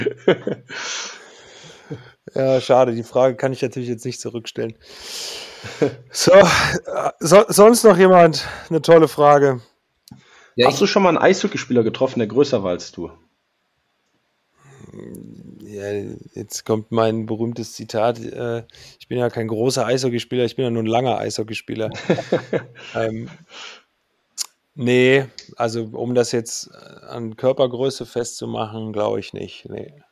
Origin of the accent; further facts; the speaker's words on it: Nuremberg, Bavaria, Germany; wenn man das in den letzten Jahren so ein bisschen als Nürnberger verfolgt hat.